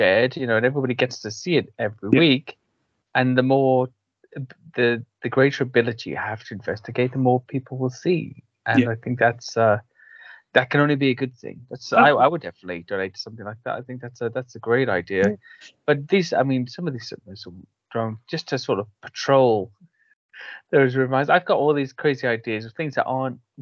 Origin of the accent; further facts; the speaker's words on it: United Kingdom; as a British person